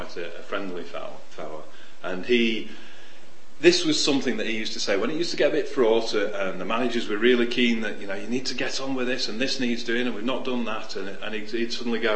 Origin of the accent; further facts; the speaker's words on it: Sheffield, Yorkshire and the Humber, United Kingdom; When I was a kid, I was in Sheffield, and I grew up in Sheffield